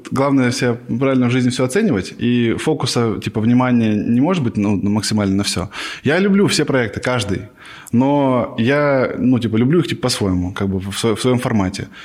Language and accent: Russian; Novosibirsk, Novosibirsk Oblast, Russia; moved away as an adult; now in Moscow, Russia; С Новосибирска.